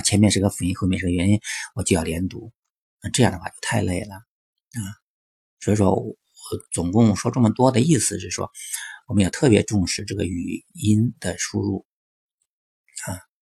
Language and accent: Chinese; China; 我们中国人